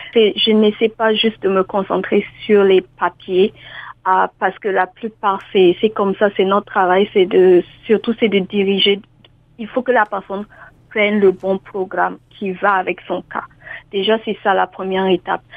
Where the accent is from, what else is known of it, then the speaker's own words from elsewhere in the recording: Burkina Faso; moved away as an adult; also born or lived in New Brunswick, Canada; now in Ontario, Canada; je suis originaire du Burkina Faso.